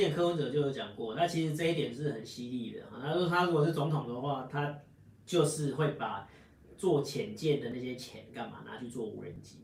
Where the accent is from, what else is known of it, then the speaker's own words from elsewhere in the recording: Taiwan; 我们台湾人最爱用的那个苹果手机